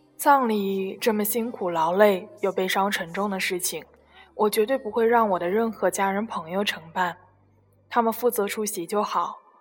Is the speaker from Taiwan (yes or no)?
no; China; 我们中国人